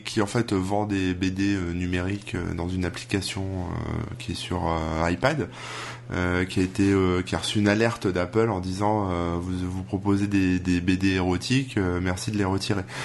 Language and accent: French; France; chez nous en France